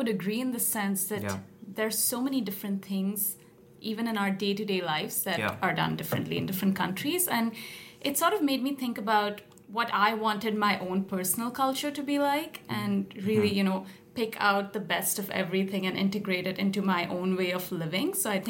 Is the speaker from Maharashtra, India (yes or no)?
yes; Mumbai, Maharashtra, India; moved away as an adult; also born or lived in Montreal; now in Toronto, Canada; I grew up in Mumbai and then I moved to Montreal and then I moved here to Toronto.